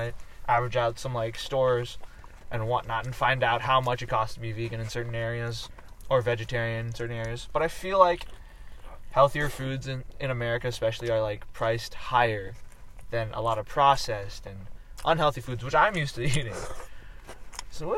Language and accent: English; Philippines; I'm Filipino, by the way, just a refresher. Mostly Filipino.